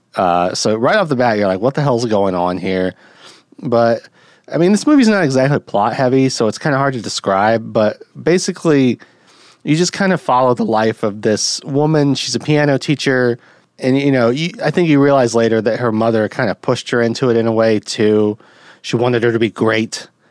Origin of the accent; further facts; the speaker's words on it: United States; as an American